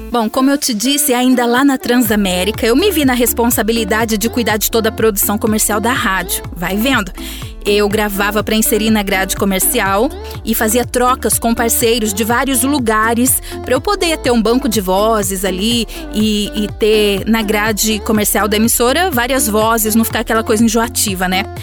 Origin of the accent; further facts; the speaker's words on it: Buritama, São Paulo, Brazil; now in Araçatuba, Brazil; Eu moro em Araçatuba, São Paulo, porém eu nasci em Buritama, que é uma cidade vizinha daqui